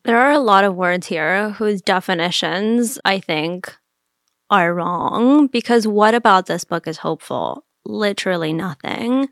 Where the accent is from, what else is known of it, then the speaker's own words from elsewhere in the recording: Miami, Florida, United States; moved away; I grew up in Miami